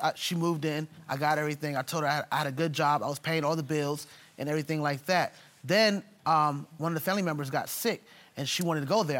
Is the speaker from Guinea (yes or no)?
no; Jamaica; I'm Jamaican